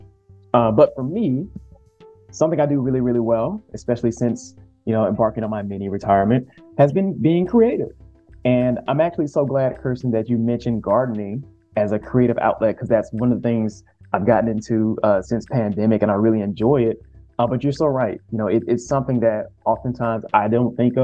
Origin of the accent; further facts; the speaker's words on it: the South, United States; especially as a man growing up in the South